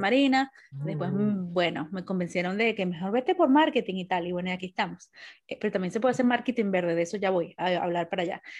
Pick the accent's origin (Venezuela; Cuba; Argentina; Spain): Venezuela; now in Wales, United Kingdom; el año que viene cumplo 20 años que me fui de Venezuela